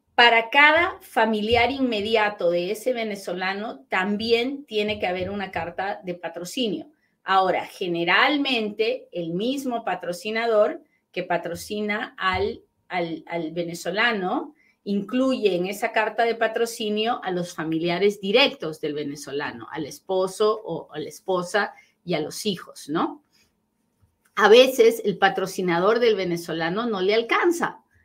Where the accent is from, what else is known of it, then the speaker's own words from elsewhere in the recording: Peru; soy bien peruana, bien peruana cuando hablo.